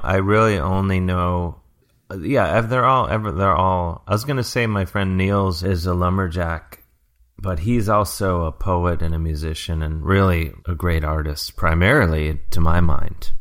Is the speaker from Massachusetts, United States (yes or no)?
no; Cleveland, Ohio, United States; being a kid growing up as a hockey fan here in Cleveland